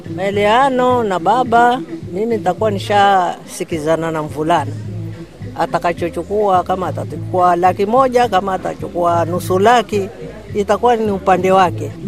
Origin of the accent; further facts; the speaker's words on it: Mombasa, Mombasa County, Kenya; Mimi nilizaliwa hapa hapa mambasa mhm. babangu na mamangu tawankufa hapa hapa